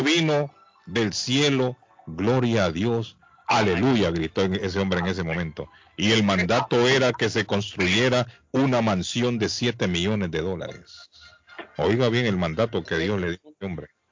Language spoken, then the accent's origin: Spanish; La Ceiba, Atlántida, Honduras; born or raised there; now in Massachusetts, United States